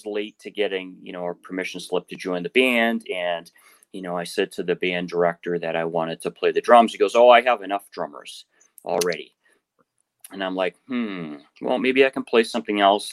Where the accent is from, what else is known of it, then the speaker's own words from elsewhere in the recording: Quincy, Massachusetts, United States; I grew up in Quincy, Massachusetts, and the house I grew up in wasn't too far from the main road through Quincy called Hancock Street